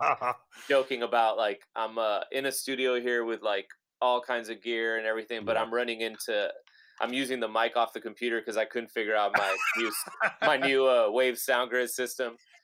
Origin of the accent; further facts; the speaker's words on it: Laredo, Texas, United States; a few of us were from my hometown, from Laredo, and we were like these kids that grew up on the Mexican border